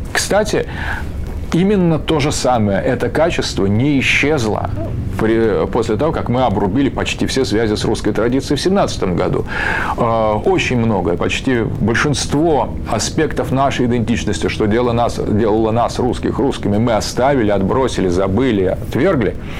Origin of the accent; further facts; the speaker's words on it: Russia; почему же мы русские